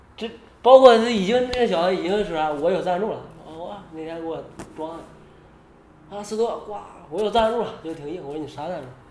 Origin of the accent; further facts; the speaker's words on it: China; 我是中国的